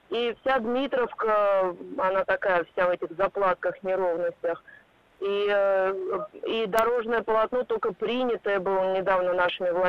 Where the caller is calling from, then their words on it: Moscow, Russia; А, здравствуйте, я из Москвы.